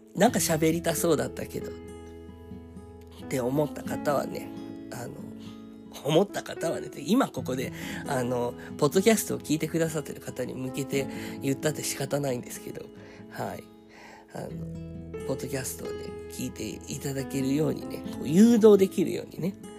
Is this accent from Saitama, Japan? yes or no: yes; Saitama, Japan; also born or lived in Belgium; ベルギー生まれ埼玉育ち